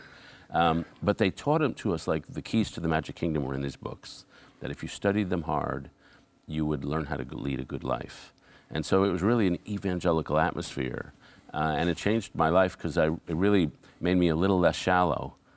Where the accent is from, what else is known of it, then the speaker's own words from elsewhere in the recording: New York City, New York, United States; I grew up sort of near Greenwich Village